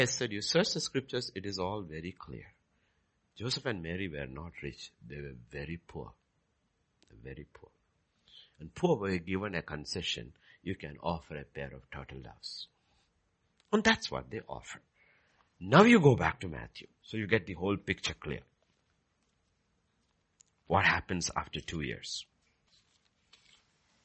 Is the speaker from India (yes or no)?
yes; Kerala, India; moved away; I am from Kerala